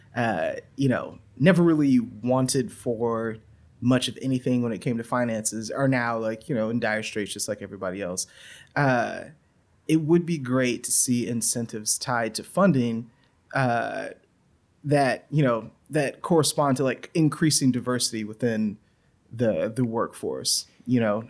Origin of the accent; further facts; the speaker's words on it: Louisiana, United States; moved away; I grew up in Louisiana